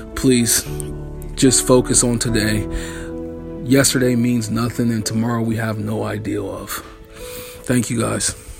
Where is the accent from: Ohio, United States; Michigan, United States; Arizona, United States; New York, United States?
Ohio, United States; Akron; I'm from Akron, Ohio